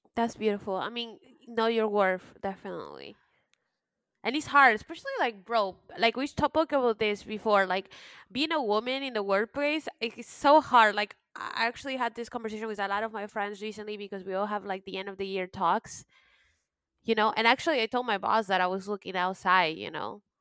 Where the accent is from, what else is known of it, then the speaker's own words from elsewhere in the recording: United States; also born or lived in Peru; I was raised in the United States and pretty much that made me.